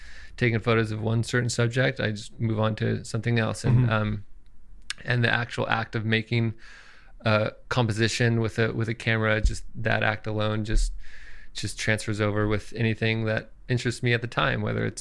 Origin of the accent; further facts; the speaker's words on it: Santa Cruz, California, United States; I am from Santa Cruz, California